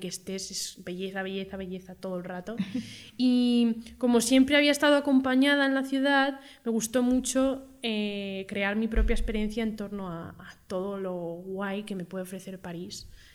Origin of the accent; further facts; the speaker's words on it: Madrid, Community of Madrid, Spain; yo soy madrileña y he nacido aquí